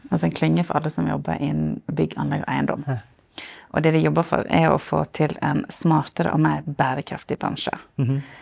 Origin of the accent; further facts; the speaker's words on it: Solund, Vestland, Norway; now in Bergen, Norway; Fra Solund, helt ytterst i Sogn.